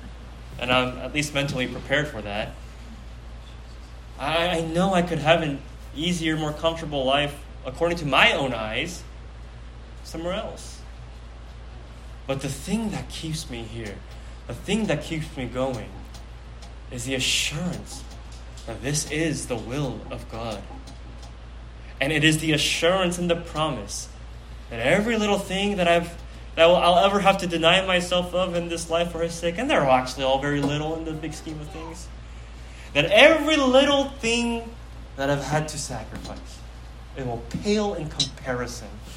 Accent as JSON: {"language": "English", "town": "Pleasanton", "region": "California", "country": "United States", "tie": "born or raised there", "said": "I grew up in Pleasanton, okay? My hometown is P-Town"}